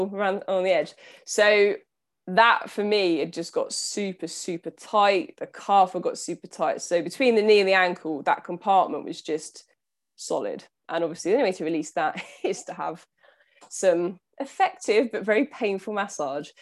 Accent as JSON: {"language": "English", "town": "Southampton", "region": "South East England", "country": "United Kingdom", "said": "I'm from Southampton, so on the south coast of the U K"}